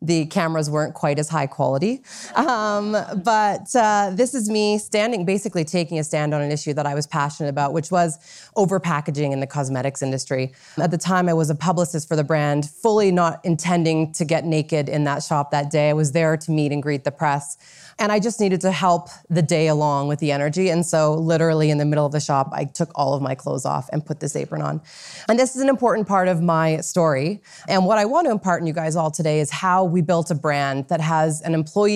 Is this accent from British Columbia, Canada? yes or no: yes; Vancouver, British Columbia, Canada; also born or lived in New York City; I was asked to relocate back to Vancouver from New York City, which is my hometown